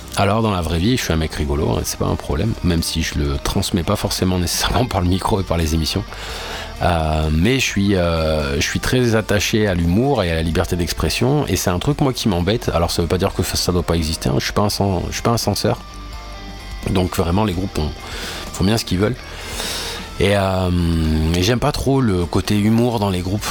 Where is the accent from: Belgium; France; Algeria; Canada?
France; en tant que français